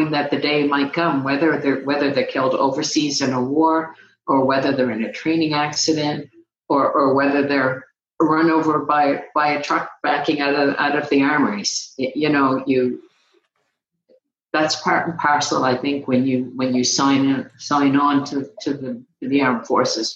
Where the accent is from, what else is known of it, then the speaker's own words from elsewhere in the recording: Canada; now in Phoenix, United States; I'm Canadian